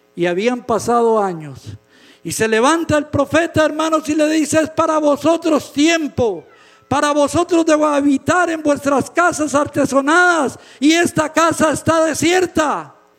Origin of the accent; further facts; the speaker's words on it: Costa Rica; En mi país, en Costa Rica